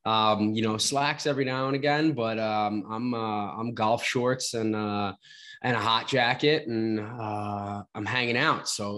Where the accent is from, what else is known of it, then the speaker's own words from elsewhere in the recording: Long Island, New York, United States; I'm from the Northeast, specifically Long Island.